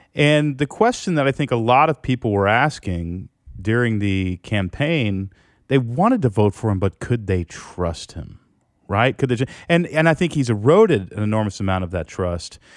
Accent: United States; for the first time in my life as an American

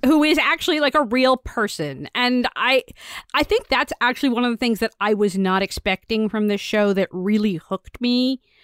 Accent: Virginia, United States; growing up in Virginia

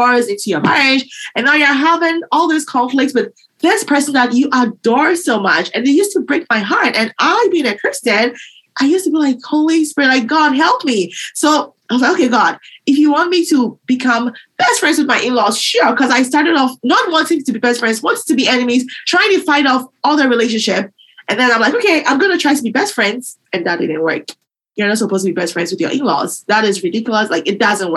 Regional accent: Ghana; now in United States; I grew up in Ghana, and before I came to the U.S.

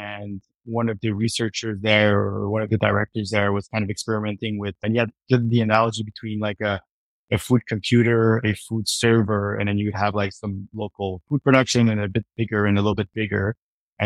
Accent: Montreal, Quebec, Canada; moved away as an adult; now in Vancouver, Canada; I grew up in Montreal

